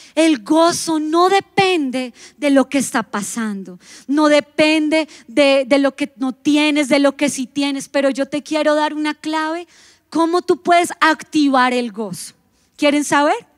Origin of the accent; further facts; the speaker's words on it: Colombia; lo vamos a decir como buenos colombianos